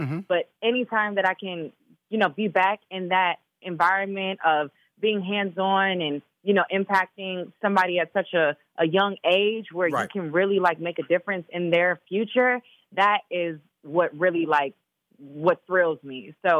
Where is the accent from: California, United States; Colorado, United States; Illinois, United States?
Illinois, United States; Chicago; also born or lived in Minnesota; and I was born in Minnesota. So I know all about that cold. You know, I'm from Chicago too.